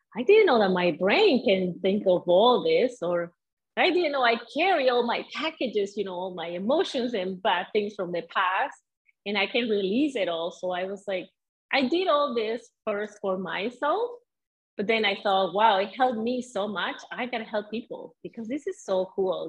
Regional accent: Venezuela; English is a second language; moved away as an adult; also born or lived in Edmonton, Canada / Calgary, Canada / Winnipeg, Canada; now in Sudbury, Canada; I grew up in Venezuela

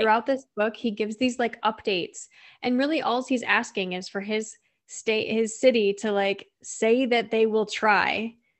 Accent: Midwest, United States; I'm from the Midwest

